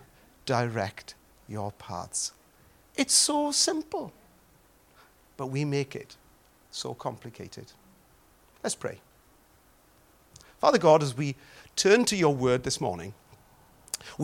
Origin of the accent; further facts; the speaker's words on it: Wales, United Kingdom; accent: Welsh; my Welsh accent